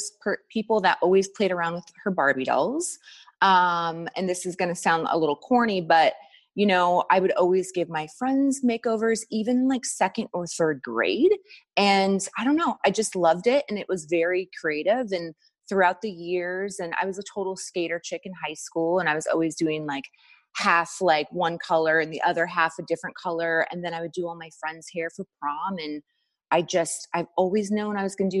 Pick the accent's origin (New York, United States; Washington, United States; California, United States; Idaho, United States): Washington, United States; Walla Walla; I grew up in Walla Walla, Washington. So really small